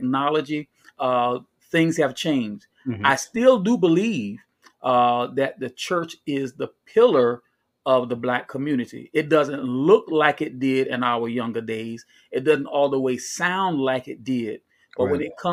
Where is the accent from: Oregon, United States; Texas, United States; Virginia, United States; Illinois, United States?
Virginia, United States; Chesapeake; now in Stafford County, United States; I am from the South Norfolk borough of the great city of Chesapeake. Live now in Stafford County.